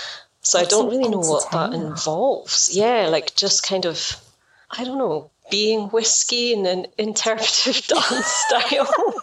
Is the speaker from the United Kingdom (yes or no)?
yes; Scotland, United Kingdom; I'm Scottish.